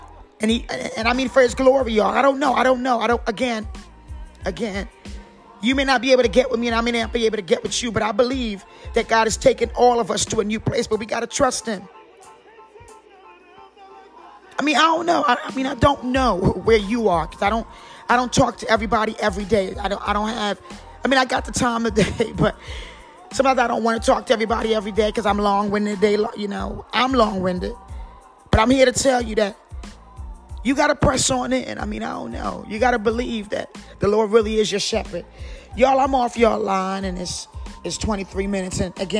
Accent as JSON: {"language": "English", "town": "Kinston", "region": "North Carolina", "country": "United States", "said": "And I'm from Kingston, North Carolina. And I like a little accent."}